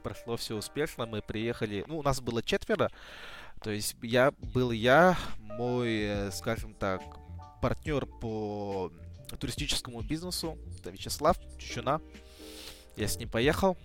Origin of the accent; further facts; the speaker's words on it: Belaya Gora, Sakha Republic, Russia; now in Yakutsk, Russia; Я вырос на Белой горе, там река Индигирка.